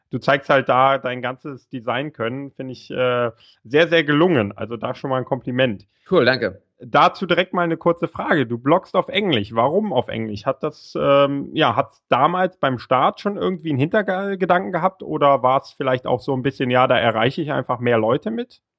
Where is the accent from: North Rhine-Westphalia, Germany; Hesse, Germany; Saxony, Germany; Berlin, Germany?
Berlin, Germany; Ich bin in Berlin geboren und auch aufgewachsen, habe